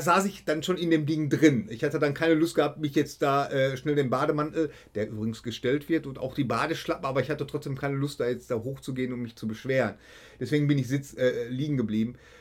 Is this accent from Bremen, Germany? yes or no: no; Bochum, North Rhine-Westphalia, Germany; Ich komme aus Bochum